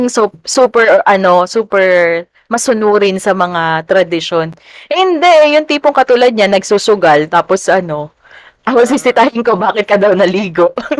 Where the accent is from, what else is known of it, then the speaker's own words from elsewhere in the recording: San Jose del Monte, Central Luzon, Philippines; kami taga Bulacan noon, San Jose del Monte